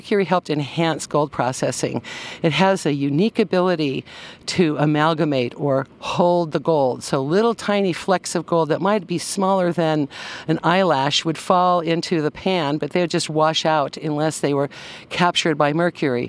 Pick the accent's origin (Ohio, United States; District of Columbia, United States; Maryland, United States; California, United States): California, United States; Concord; also born or lived in Penn Valley, Nevada County, California; I was raised in Concord, California on a walnut farm